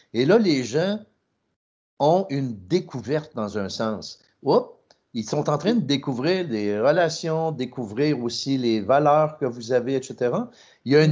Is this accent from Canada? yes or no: yes; Trois-Rivières, Quebec, Canada; je viens de Trois-Rivières, c'était 99,9 blanc francophone